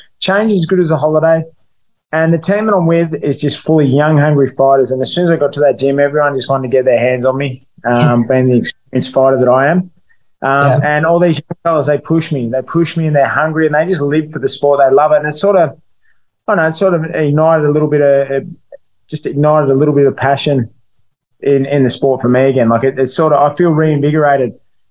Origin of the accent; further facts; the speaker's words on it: Melbourne, Victoria, Australia; fighting back in Melbourne, mate. It's been over 3 years since I've fought in my hometown